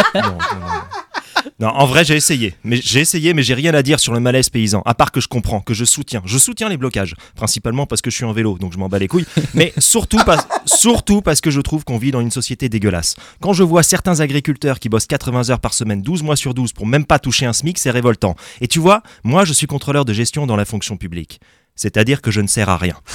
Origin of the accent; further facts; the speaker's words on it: France; on est français